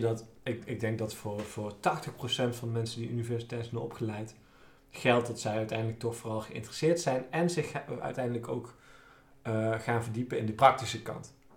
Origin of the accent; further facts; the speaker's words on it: Nijmegen, Gelderland, Netherlands; ik kom uit Nijmegen en zijn we van de Waal.